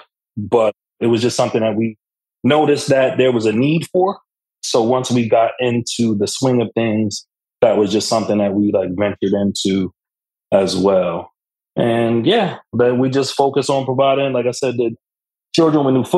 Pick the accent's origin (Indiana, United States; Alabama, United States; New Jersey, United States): New Jersey, United States; Camden; I am from Camden, New Jersey